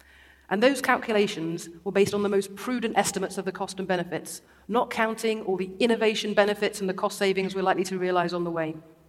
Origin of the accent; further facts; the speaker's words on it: Derby, East Midlands, United Kingdom; I grew up in Derby, an industrial city right in the middle of the country, at the foot of the Peak District